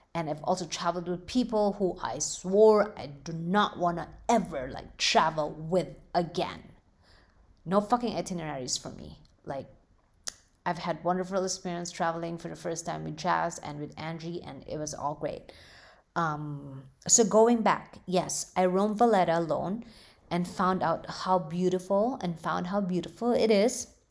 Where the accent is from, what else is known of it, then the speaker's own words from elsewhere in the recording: Philippines; now in United States; growing up in the Philippines